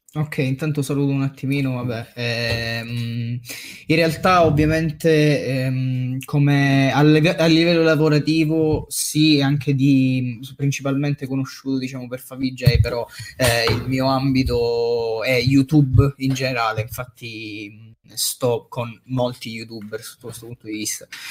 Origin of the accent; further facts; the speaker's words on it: Messina, Sicily, Italy; io sono originario di Messina